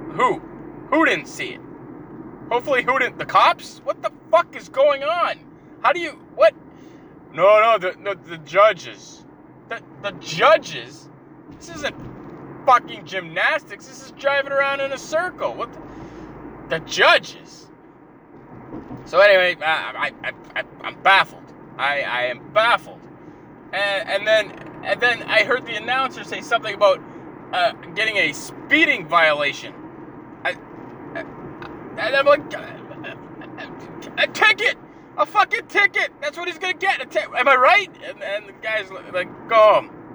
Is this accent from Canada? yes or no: yes; Canada; being the Canadian I am